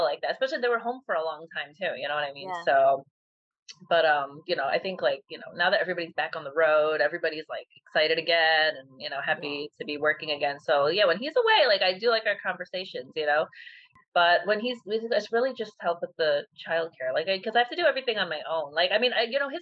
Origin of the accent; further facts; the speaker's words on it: Midwest, United States; moved away; we're from the Midwest